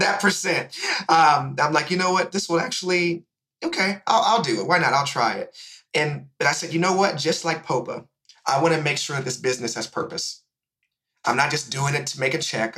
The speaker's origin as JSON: {"language": "English", "town": "Indianapolis", "region": "Indiana", "country": "United States", "tie": "born or raised there", "moved": "yes", "lives_now": "Atlanta, United States", "said": "I'm originally from Indianapolis, Indiana"}